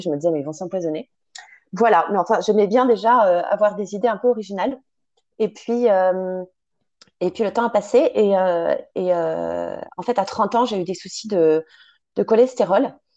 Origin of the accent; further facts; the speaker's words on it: Paris, Île-de-France, France; also born or lived in Sologne; j'ai grandi à Paris